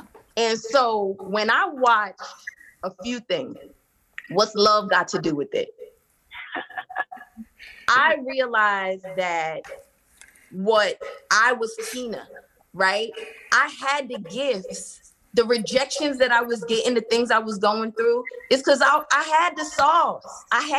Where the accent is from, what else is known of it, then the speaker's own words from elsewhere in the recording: New York, United States; Man, I was raised by television and music. And in growing up in New York, we had video jukebox.